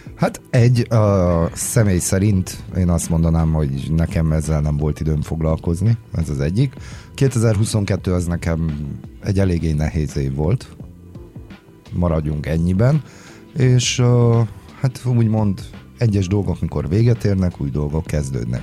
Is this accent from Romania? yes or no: yes; Transylvanian Hungarians, Romania; mint erdélyi magyarok